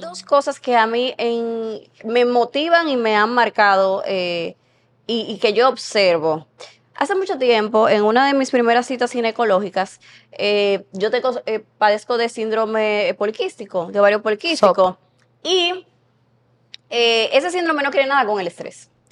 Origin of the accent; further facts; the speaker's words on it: San Pedro de Macorís, Dominican Republic; moved away as an adult; now in Santo Domingo, Dominican Republic; Yo estaba recién llegada a la capital, yo soy de San Pedro de Macorís, vine aquí a estudiar